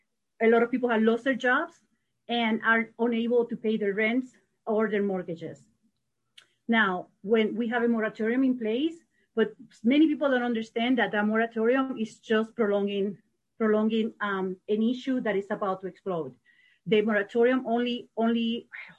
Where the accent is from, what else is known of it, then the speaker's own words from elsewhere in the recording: Puerto Rico; now in Madison, United States; I am from Puerto Rico. I've been in Madison for 30 years